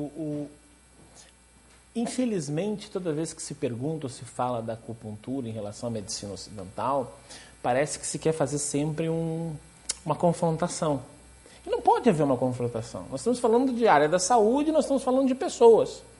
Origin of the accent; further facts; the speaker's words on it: Rio Grande do Sul, Brazil; moved away; sou natural do Rio Grande do Sul